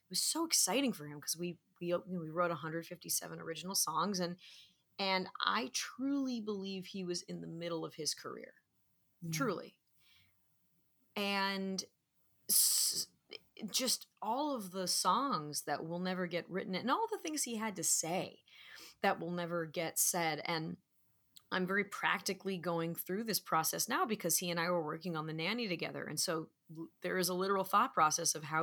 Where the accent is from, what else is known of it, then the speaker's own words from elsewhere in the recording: Manhattan Beach, California, United States; my hometown of Manhattan Beach